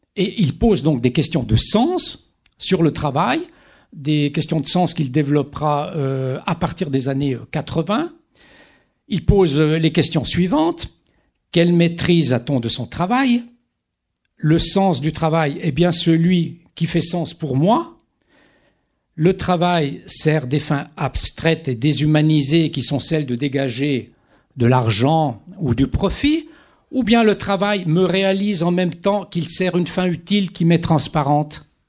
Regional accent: Italian-speaking Switzerland, Switzerland; je viens de, de Suisse italienne

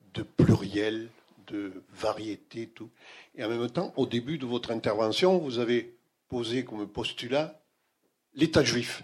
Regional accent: France; je suis français

